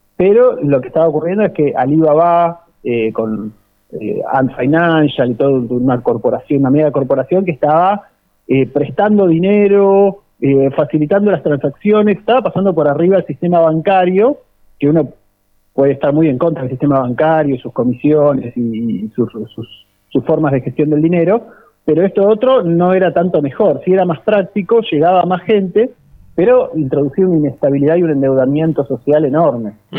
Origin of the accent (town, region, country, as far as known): Argentina